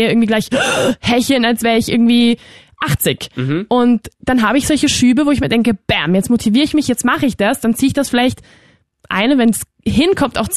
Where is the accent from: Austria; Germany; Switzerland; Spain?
Spain; ich bin aus Spanien.